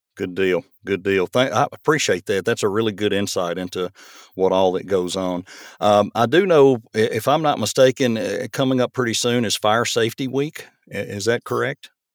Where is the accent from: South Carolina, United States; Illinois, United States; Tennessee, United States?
Tennessee, United States; Murfreesboro; moved away as an adult; now in Portland, United States; as a kid growing up in Murfreesboro